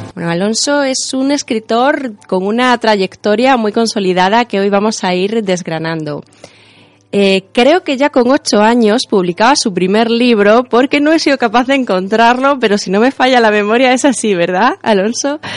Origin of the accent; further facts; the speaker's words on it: Extremadura, Spain; como, extremeños